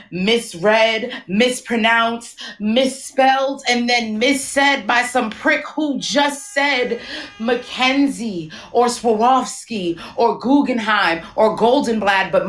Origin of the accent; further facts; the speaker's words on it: New York City, New York, United States; also born or lived in Brooklyn; I am from Queens, but I currently live in Brooklyn.